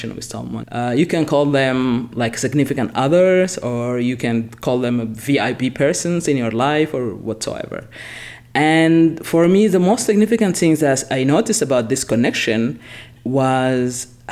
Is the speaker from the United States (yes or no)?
no; Sudan; moved away; I'm originally from Sudan, I've been born and raised there